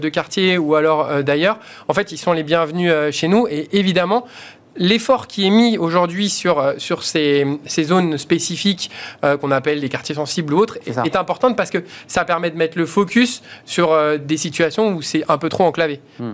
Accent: Vitry-sur-Seine, Île-de-France, France; j'ai grandi à Vitry-sur-Seine

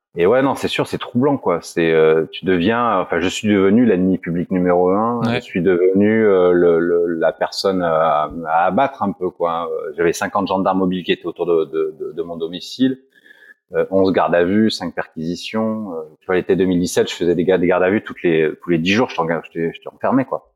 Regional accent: Roya valley, Provence-Alpes-Côte d'Azur, France; nous on est dans une vallée frontalière, on est français

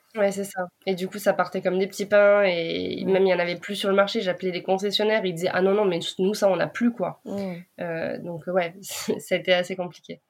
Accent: France; nous, en tant que Français

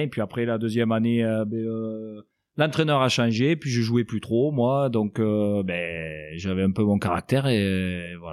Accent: Apulia, Italy; now in France; Donc, il fallait savoir je suis originaire des Pouilles. Euh, c'est dans les, euh, vraiment dans le sud de l'Italie, dans la botte, dans le talon.

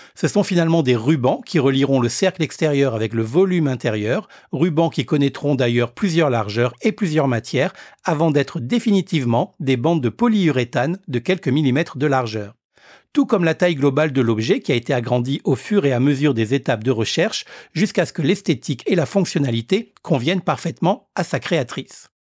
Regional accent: Réunion; chez nous à La Réunion

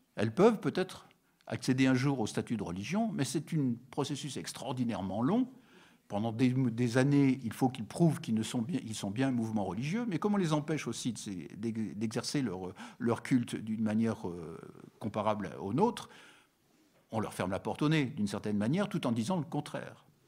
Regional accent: France; nous sommes des Français, mais nous sommes aussi des Européens

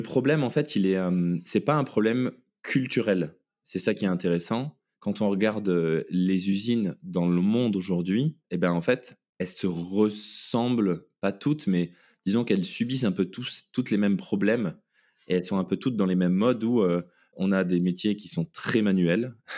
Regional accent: Toulouse, Occitania, France; also born or lived in New Zealand; je suis toulousain. Donc, euh, j'ai grandi en, faisant euh, des études d'ingénieur euh, à Toulouse.

